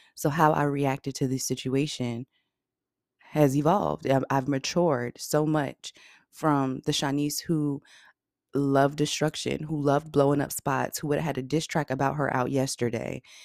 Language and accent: English; Virginia, United States; I'm from Virginia and graduated from Norfolk State University.